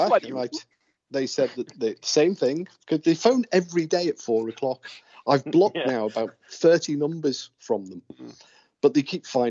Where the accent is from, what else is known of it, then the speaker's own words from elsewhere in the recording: Aberdare, Wales, United Kingdom; I'm from Aberdare.